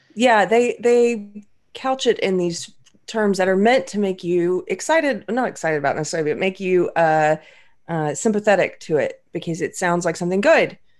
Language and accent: English; South Carolina, United States; moved away; I'm from South Carolina originally